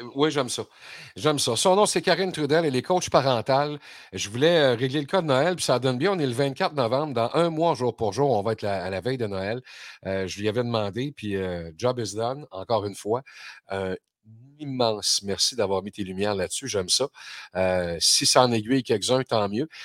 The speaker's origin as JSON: {"language": "French", "region": "Quebec", "country": "Canada", "said": "chez nous au Québec"}